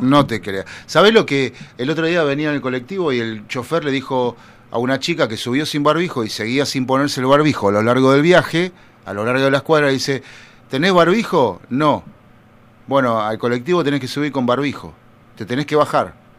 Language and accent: Spanish; Buenos Aires Province, Argentina; Yo soy bonaerense de, de alma y corazón